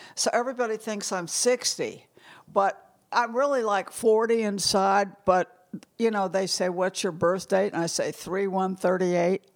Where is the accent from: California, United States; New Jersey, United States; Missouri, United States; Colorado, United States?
Missouri, United States; St. Louis; moved away as an adult; also born or lived in New York / New Haven, Connecticut; now in Connecticut, United States; close friends that gr, I grew up with in Saint Louis